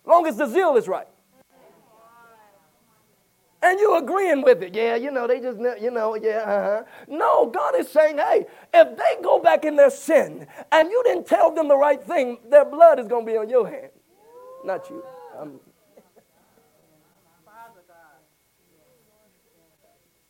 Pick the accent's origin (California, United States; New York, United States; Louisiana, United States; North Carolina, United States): Louisiana, United States; I'm from Louisiana